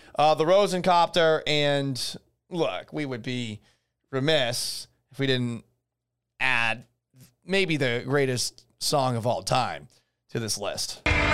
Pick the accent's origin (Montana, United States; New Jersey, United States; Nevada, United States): Montana, United States; while I'm not from Texas, I'm from Montana and have a cowboy hat on